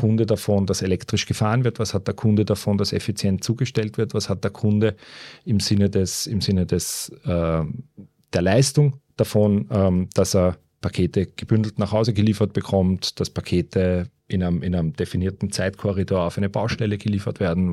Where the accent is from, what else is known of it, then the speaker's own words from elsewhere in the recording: Baden, Lower Austria, Austria; moved away as an adult; also born or lived in Vienna / Germany / China; Bin äh, aufgewachsen in Baden, einem äh, kleinen verschlafenen Städtchen im Süden von Wien.